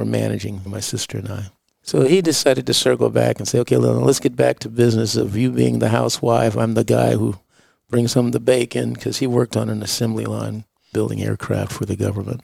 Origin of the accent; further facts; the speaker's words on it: Los Angeles, California, United States; I was born in 53 in Los Angeles